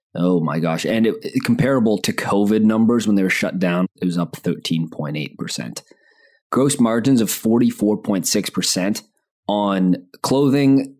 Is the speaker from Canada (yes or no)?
yes; Canada